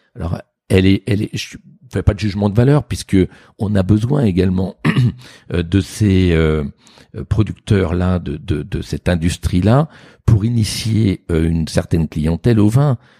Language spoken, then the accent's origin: French; Sancerre, Centre-Val de Loire, France; j'ai fini par être baptisé … Sancerre